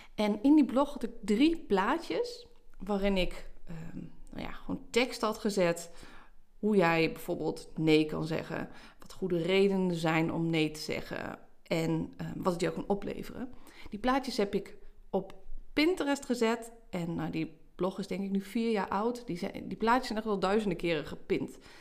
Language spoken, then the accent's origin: Dutch; Haaksbergen, Overijssel, Netherlands; Zeker hier in Twente, hè, ik, ik kom uit Haaksbergen.